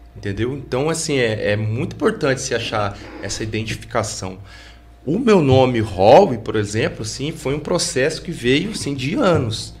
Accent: Pouso Alegre, Minas Gerais, Brazil; eu ficava muito ali no meu bairro, que eu cresci e nasci no Santo Antônio

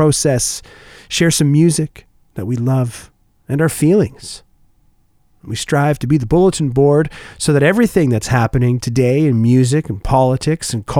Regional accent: Oshawa, Ontario, Canada; now in Winnipeg, Canada; at the Oshawa Center, the large mall back in my hometown

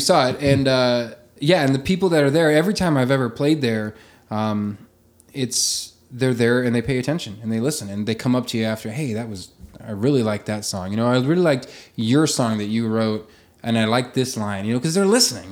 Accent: Arthur, Nebraska, United States; moved away as an adult; also born or lived in Sutherland, Nebraska / Paxton, Nebraska / Omaha, Nebraska; I grew up in Western Nebraska. Um, uh, Sutherland, Paxton, Arthur were the three towns I lived

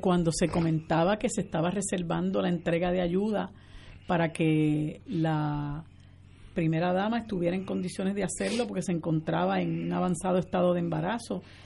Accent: Puerto Rico; todos somos puertorriqueños

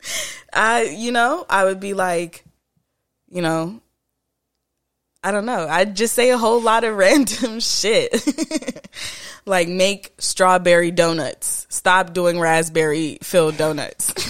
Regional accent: Florida, United States; also born or lived in Jamaica; I was raised in Florida. I'm born in Jamaica

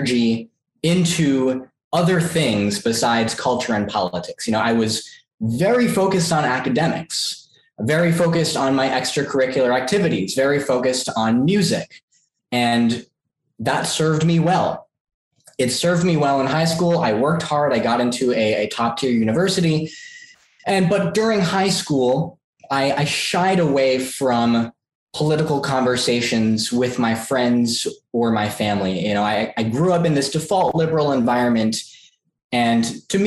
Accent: New York City, New York, United States; I grew up in Queens

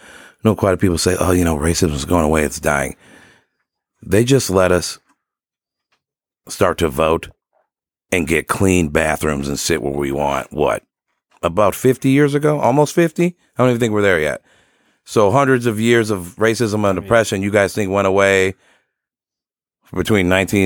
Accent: Sterling Heights, Michigan, United States; I'm from Sterling Heights. First time, long time.

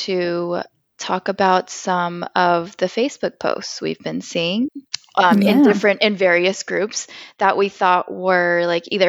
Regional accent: California, United States; now in Finland; I'm from California

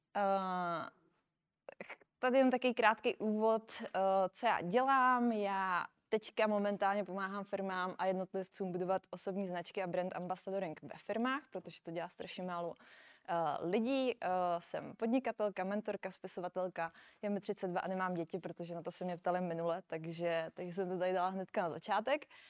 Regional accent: Brno, South Moravian Region, Czechia; moved away as an adult; now in Prague, Czech Republic; nejsem z Prahy, já jsem z Brna. Takže, takže jsem se přestěhovala do Prahy

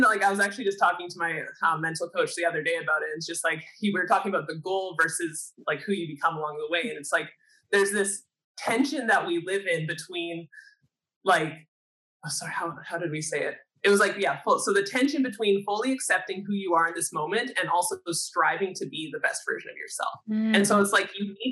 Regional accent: Canada; a Canadian athlete

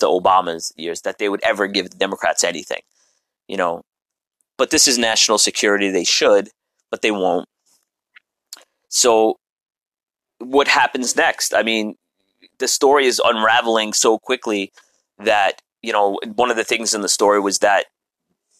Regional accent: New York City, New York, United States; I'm a New Yorker

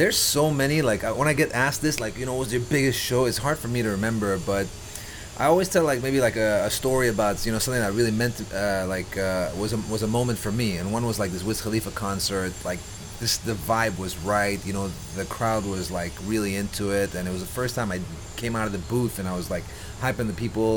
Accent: Dubai, United Arab Emirates; born and raised Dubai. I'm from Dubai

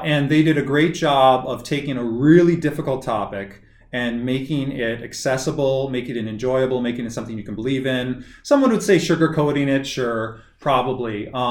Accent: North Dakota, United States; moved away; I didn't grow up in Texas, but I grew up in North Dakota.

